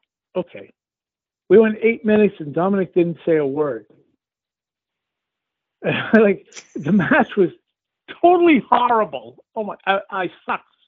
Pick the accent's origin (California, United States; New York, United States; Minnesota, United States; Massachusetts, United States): Massachusetts, United States; Milford; I got billed from my hometown, Milford, Massachusetts